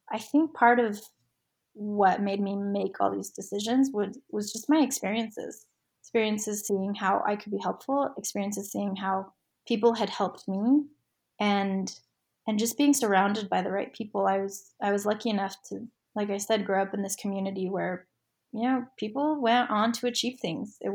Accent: Orem, Utah, United States; UVU, which is just down the street from my house where I grew up in Orem.

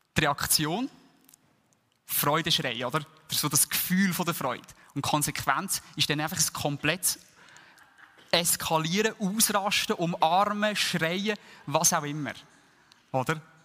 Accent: Switzerland; uns als Schweizer

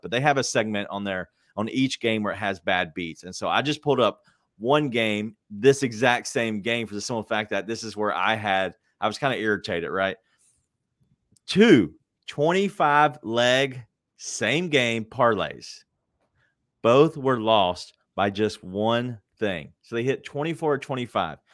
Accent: Memphis, Tennessee, United States; I'm from Memphis, uh, born and raised

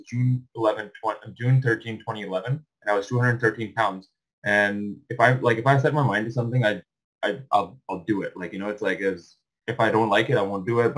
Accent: Pakistan; now in Canada; I was born in Pakistan and moved to Canada, the latter end of 2008

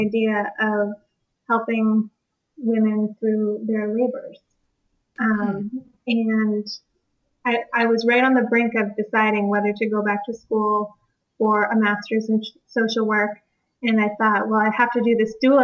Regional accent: East Coast, United States; also born or lived in Washington; I grew up here on the East Coast

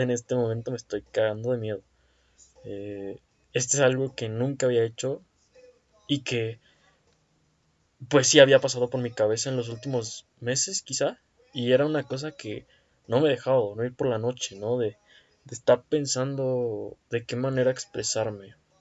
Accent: Toluca, State of Mexico, Mexico; me buscan de una empresa acá en Toluca, que es de donde soy

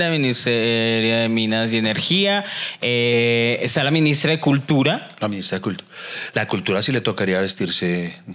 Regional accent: Colombia; la cultura autóctona de Colombia

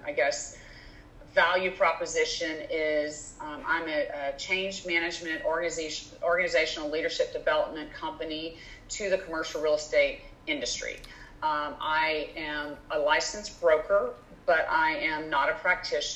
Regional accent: Louisiana, United States; moved away as an adult; now in Houston, United States; I grew up in Louisiana, business degree, LSU, came to Houston

